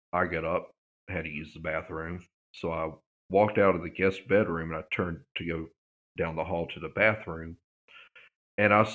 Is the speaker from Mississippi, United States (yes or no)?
yes; Vicksburg, Mississippi, United States; growing up in Vicksburg